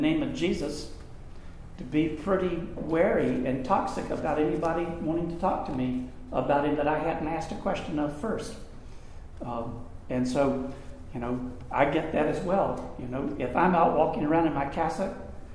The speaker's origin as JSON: {"language": "English", "town": "Greenville", "region": "South Carolina", "country": "United States", "tie": "born or raised there", "said": "I was playing guitar at a coffee house in my hometown. I'm in my senior year of high school. And you got to know Greenville, South Carolina, is where Bob Jones University is"}